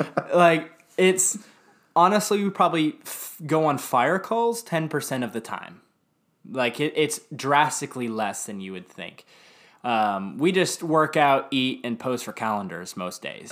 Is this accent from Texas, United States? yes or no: yes; Dallas, Texas, United States; I grew up in Lake Highlands, Dallas